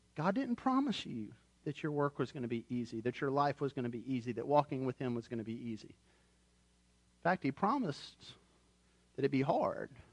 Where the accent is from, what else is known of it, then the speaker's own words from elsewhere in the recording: United States; I'm an American.